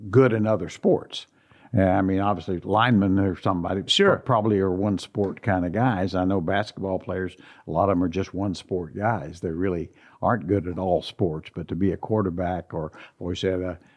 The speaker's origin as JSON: {"language": "English", "region": "Midwest", "country": "United States", "tie": "born or raised there", "said": "I think certainly just my background growing up there and then, you know, going through the small college thing and, and the real world."}